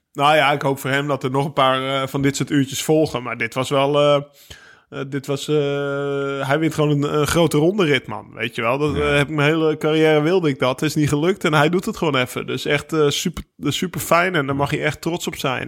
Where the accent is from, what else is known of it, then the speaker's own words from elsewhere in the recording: Netherlands; mij als Nederlander